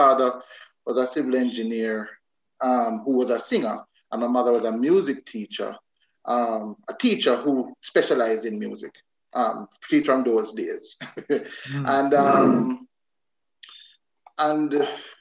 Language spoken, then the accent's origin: English; Saint Catherine, Jamaica; also born or lived in Kingston, Jamaica; I was born in Kingston and grew up for a while in Kingston until when I was around four, my father decided to take a farm in the hills of St. Catherine